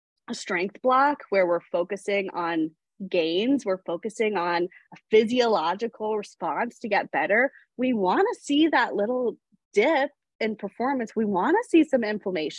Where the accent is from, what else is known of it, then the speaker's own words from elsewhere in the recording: New England, United States; now in California, United States; I grew up in New England